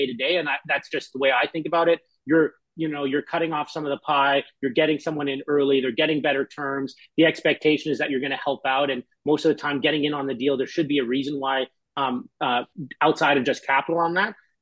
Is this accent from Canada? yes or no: yes; Canada; moved away as an adult; now in San Francisco, United States; I'm Canadian and I live in San Francisco.